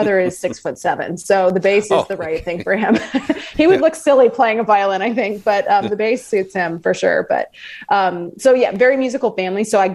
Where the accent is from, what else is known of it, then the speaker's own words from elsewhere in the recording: Des Moines, Iowa, United States; I grew up in the Des Moines area, so central Iowa